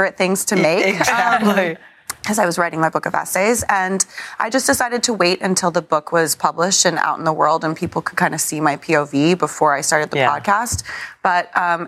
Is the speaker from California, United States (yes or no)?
yes; California, United States; also born or lived in San Diego; I'm actually from California. Like, I grew up saying gnarly.